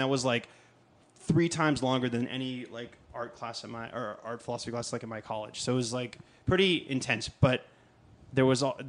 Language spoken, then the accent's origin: English; Los Angeles, California, United States; we grew up in Los Angeles and like went to public high school, but we went to a school that was like a magnet school.